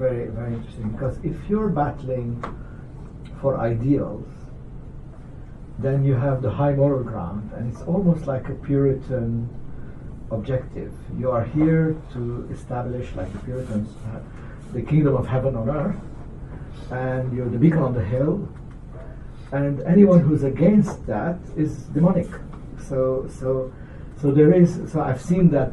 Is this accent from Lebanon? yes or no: yes; Lebanon; now in United States; I'm from Lebanon.